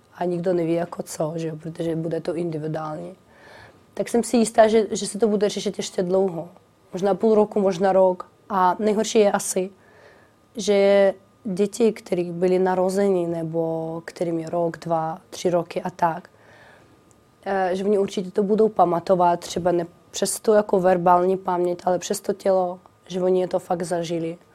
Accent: Kharkiv, Kharkiv Oblast, Ukraine; Czech is a second language; now in Czech Republic; Charkov je moje rodné město

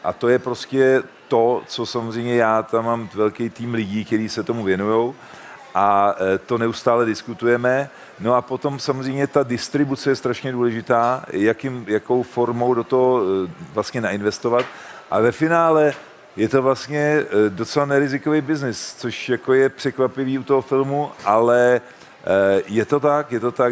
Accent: Czechia; u nás v Čechách

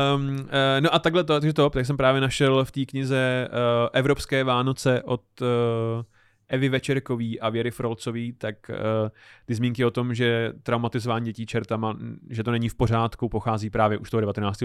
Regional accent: Czechia; my jako Češi

